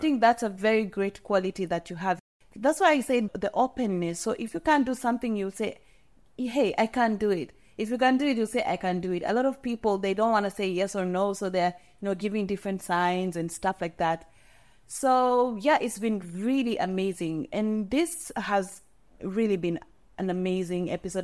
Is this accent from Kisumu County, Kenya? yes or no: no; Molo, Nakuru County, Kenya; growing up in Molo, you really have to know basic Kikuyu words.